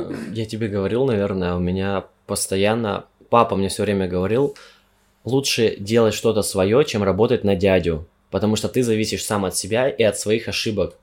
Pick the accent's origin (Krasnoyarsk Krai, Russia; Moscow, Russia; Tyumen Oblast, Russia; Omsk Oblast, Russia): Omsk Oblast, Russia; Omsk; moved away as an adult; also born or lived in Yekaterinburg; Я из Омска, из Сибири уехал в Екатеринбург просто за тысячу километров, чтобы учиться